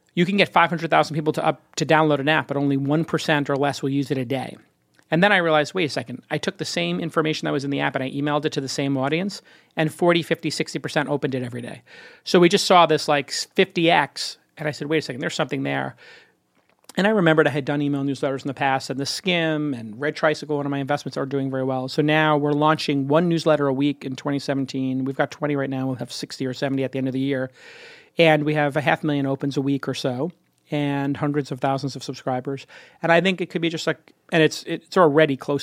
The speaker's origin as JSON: {"language": "English", "town": "New York City", "region": "New York", "country": "United States", "said": "I'm from Brooklyn"}